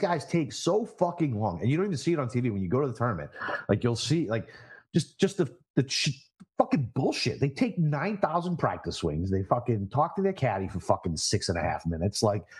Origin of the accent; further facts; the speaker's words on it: Massachusetts, United States; my home state of Massachusetts